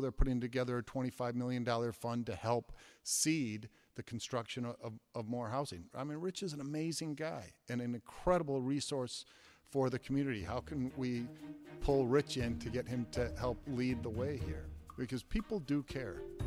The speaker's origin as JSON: {"language": "English", "town": "Flint", "region": "Michigan", "country": "United States", "tie": "born or raised there", "moved": "yes", "lives_now": "Madison, United States", "said": "I grew up in Flint, Michigan, in a neighborhood called Civic Park"}